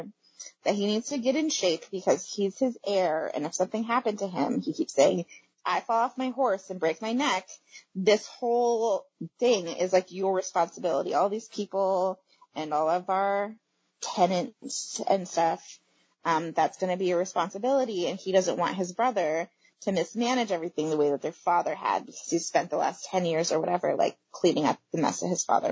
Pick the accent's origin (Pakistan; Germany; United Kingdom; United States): United States; As an American